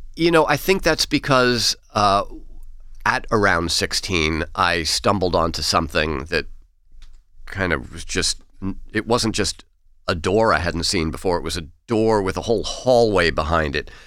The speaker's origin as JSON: {"language": "English", "town": "New York City", "region": "New York", "country": "United States", "tie": "born or raised there", "said": "I grew up in Queens"}